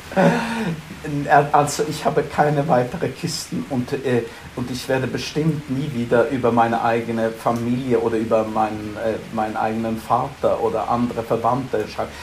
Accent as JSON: {"language": "German", "town": "Stockholm", "region": "Stockholm County", "country": "Sweden", "tie": "born or raised there", "also_born_or_lived": "Frankfurt", "second_language": "German", "moved": "as an adult", "lives_now": "London, United Kingdom"}